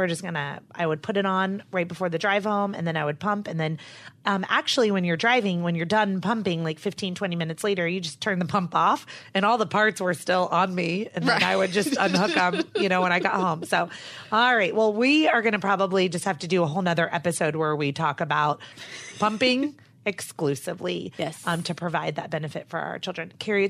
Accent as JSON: {"language": "English", "region": "North Carolina", "country": "United States", "said": "I'm from North Carolina."}